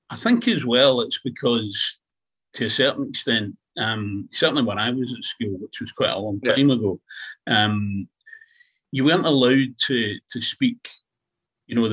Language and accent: English; Scotland, United Kingdom; I'm not from Ireland, I'm Scottish.